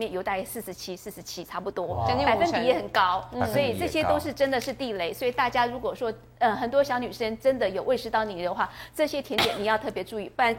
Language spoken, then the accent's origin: Chinese; Taiwan; 因为我们就我们中国人，台湾的胃其实跟日本胃呃比较相像，对，因为饮食文化比较相像，所以从小的养成差不多。